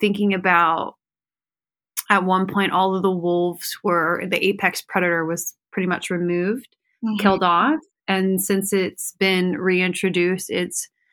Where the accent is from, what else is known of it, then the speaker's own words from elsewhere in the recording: Ohio, United States; I grew up in Ohio too